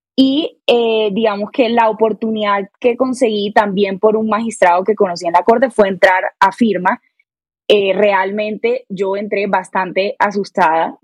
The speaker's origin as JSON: {"language": "Spanish", "town": "Barranquilla", "region": "Atlántico", "country": "Colombia", "moved": "as an adult", "lives_now": "Bogotá, Colombia", "said": "Soy barranquillera, orgullosamente barranquillera"}